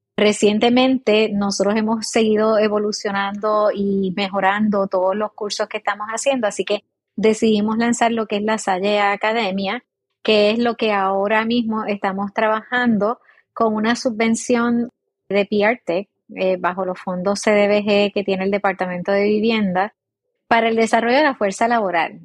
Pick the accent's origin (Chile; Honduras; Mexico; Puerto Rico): Puerto Rico; San Sebastián; nací en el área oeste, soy de San Sebastián de las Vegas del Pepino, acá en Puerto Rico